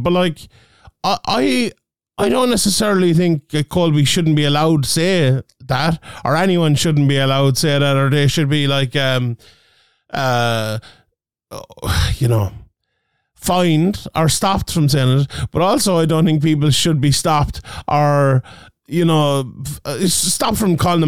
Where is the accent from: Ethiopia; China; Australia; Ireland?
Ireland; We're Irish as well